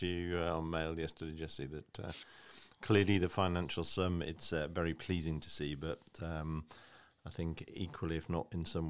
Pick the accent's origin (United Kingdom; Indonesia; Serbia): United Kingdom; and I'm saying this as a Brit, it's a very American thing